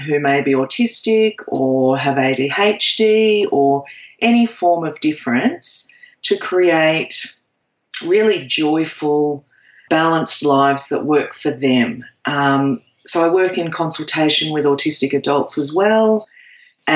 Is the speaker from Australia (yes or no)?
yes; Australia; I am an Aussie.